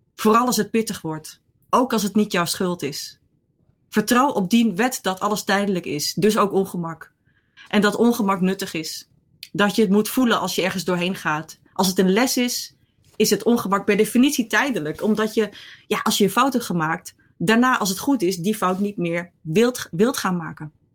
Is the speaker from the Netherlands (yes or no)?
yes; Netherlands; also born or lived in Rotterdam / Ireland; ik kom uit Nederland